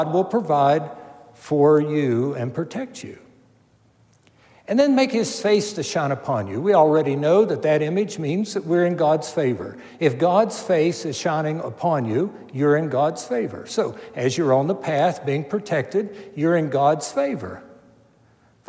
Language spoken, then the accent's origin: English; Milton, West Virginia, United States; our home where I grew up in Milton, West Virginia